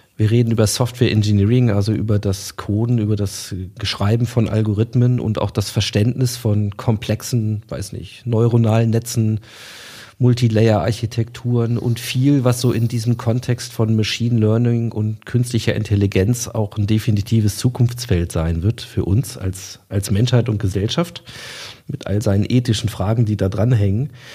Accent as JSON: {"language": "German", "town": "Hanover", "region": "Lower Saxony", "country": "Germany", "said": "als Hannoveraner"}